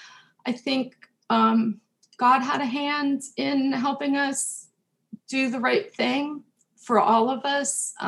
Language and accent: English; New Jersey, United States; also born or lived in Pennsylvania; my home church in New Jersey, where we moved when I was four